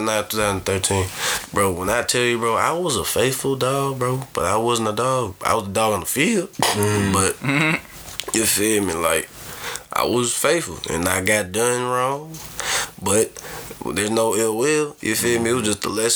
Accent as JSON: {"language": "English", "region": "the South", "country": "United States", "said": "I'm from the South"}